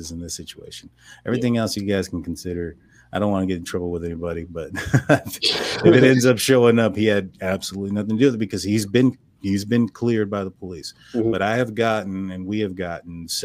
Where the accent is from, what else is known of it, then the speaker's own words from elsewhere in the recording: Texas, United States; I'm from Texas. We got our words are pronounced a lot differently out here